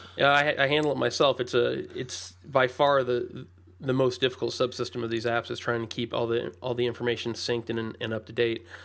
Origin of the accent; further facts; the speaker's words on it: Indianapolis, Indiana, United States; I'm from the Indianapolis area